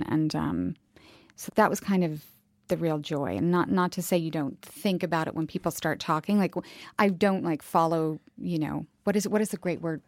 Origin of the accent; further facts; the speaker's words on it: United States; I'm American.